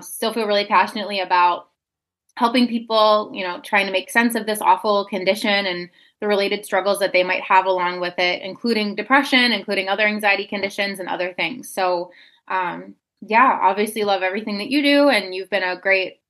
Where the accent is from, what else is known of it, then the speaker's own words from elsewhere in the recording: Pittsburgh, Pennsylvania, United States; now in Wisconsin, United States; I'm in Wisconsin currently, but I'm originally from Pittsburgh, Pennsylvania